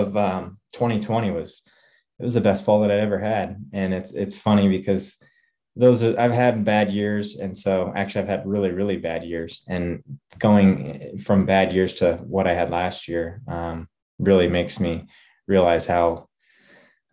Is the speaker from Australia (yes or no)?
no; Grain Valley, Missouri, United States; I was born and raised actually here in Kansas City, Missouri, I'll call it, but essentially I'm about 40 minutes to the east of there in a town called Grain Valley